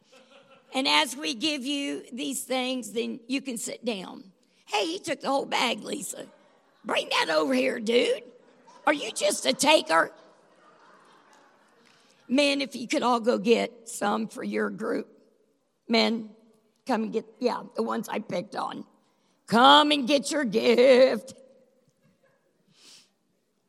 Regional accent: the South, United States; we're from the South

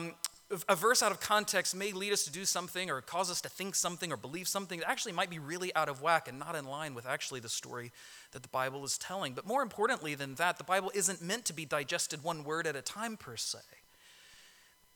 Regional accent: Orlando, Florida, United States; I grew up in Orlando, and that's in Florida

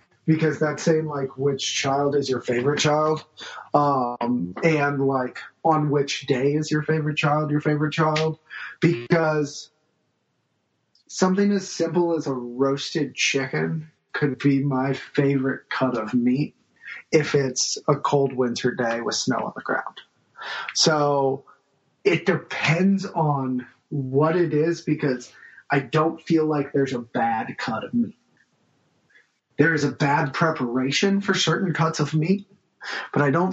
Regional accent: St. Louis, Missouri, United States; also born or lived in California; I was born in California, raised in St. Louis

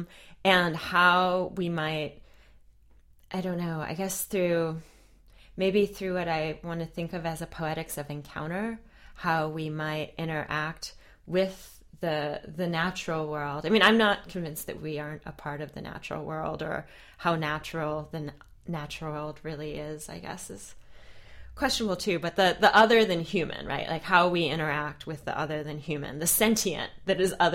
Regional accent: Virginia Beach, Virginia, United States; I grew up in Virginia Beach, Virginia

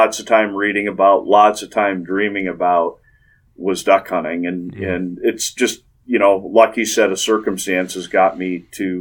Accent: St. Paul, Minnesota, United States; I grew up just outside of St. Paul, Minnesota

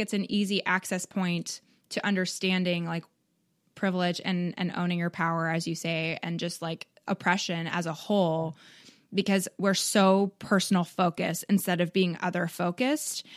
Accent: Canada; now in United States; I'm from Canada

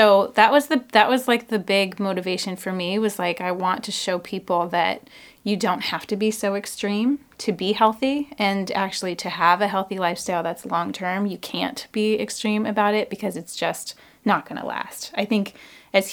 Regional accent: Issaquah, Washington, United States; now in Seattle, United States; I grew up in Issaquah.

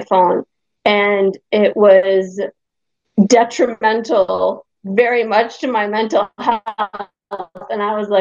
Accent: Hungary; moved away; I'm from Europe. I'm Hungarian

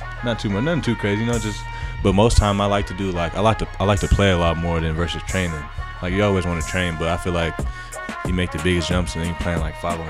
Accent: Colorado, United States; also born or lived in Kansas; I was born in Kansas, but I lived in Colorado since I was like one.

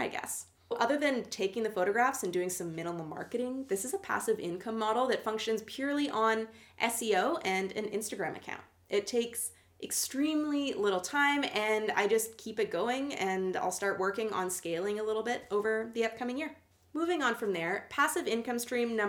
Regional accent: Canada; I'm Canadian

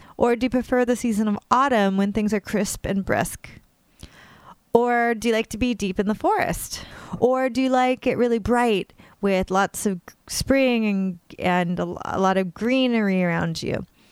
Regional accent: California, United States; now in New York, United States; I grew up in California and I now live on the other coast in New York, literally along the East River

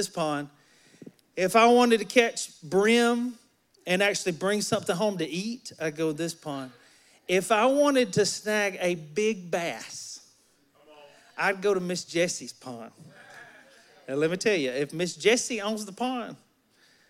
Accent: Alabama, United States; moved away; I'm from Alabama, and I'm a country boy at heart

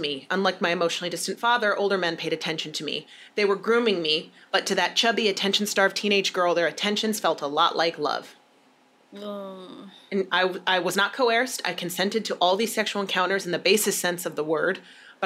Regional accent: United States; as an American

